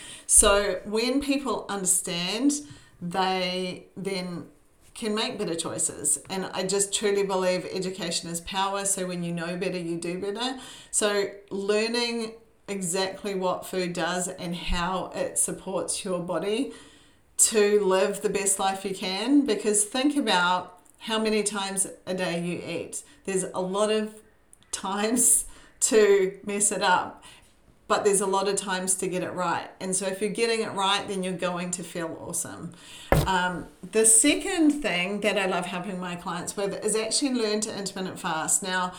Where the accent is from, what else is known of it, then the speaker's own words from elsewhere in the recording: New Zealand; now in Brisbane, Australia; I am a Kiwi. I was born in New Zealand. I have lived more of my life here in sunny Brisbane, which is where I live with my husband